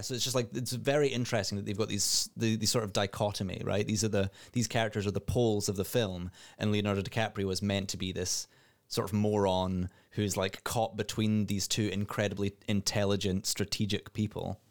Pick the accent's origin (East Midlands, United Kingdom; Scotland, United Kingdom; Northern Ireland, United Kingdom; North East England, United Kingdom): Scotland, United Kingdom; as a Scottish person